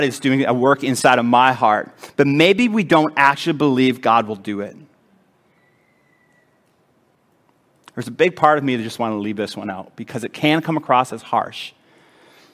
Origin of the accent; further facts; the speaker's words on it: Edmonton, Alberta, Canada; It's in my hometown